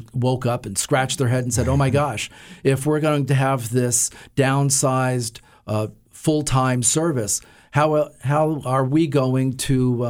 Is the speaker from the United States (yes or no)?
yes; Toms River, New Jersey, United States; I grew up in Toms River, New Jersey. Right out of high school, I joined the Marine Corps.